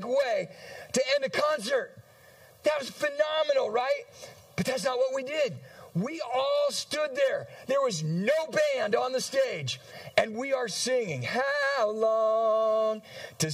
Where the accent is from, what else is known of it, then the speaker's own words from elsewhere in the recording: San Diego, California, United States; moved away as an adult; now in Michigan, United States; I was transferring to a church where I grew up in San Diego, California.